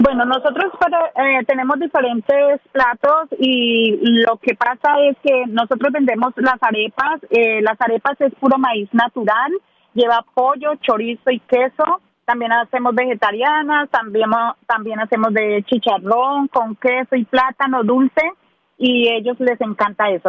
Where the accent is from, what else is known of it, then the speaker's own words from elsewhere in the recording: Ibagué, Tolima, Colombia; moved away as an adult; now in Nashville, United States; soy de Ibagué, del departamento del Tolima